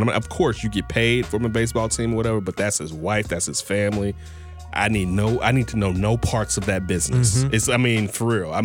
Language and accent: English; Chicago, Illinois, United States; being a Chicagoan